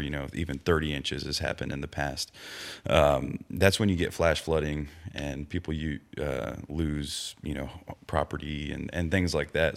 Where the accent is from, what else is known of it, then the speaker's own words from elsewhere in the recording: Victoria, Texas, United States; moved away; also born or lived in Cuero, Texas; I grew up in the Victoria area, you know, Cuero, Victoria, all that stuff, and that's right on the Guadalupe River.